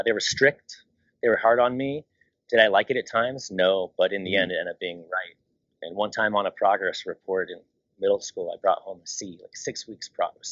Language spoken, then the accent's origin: English; Long Beach, California, United States; I grew up in Long Beach, California